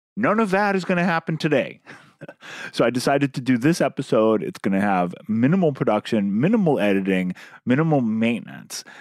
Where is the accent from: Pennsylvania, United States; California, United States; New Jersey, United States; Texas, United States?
California, United States; San Francisco Bay Area; now in New York, United States; Mexican food is something I grew up with in the San Francisco Bay Area. It's gotten much better in New York in the time since I've moved here.